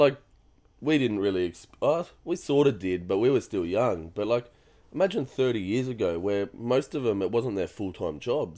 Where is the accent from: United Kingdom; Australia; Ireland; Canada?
Australia; we're Australian